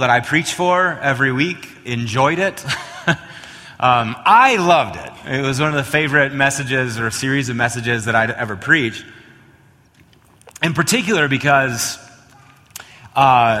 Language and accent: English; Wisconsin, United States; moved away as an adult; also born or lived in Oklahoma / Chicago; now in Colorado, United States; I hail from Wisconsin